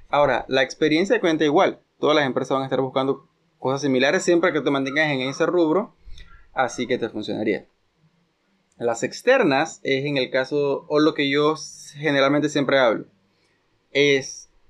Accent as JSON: {"language": "Spanish", "country": "Panama"}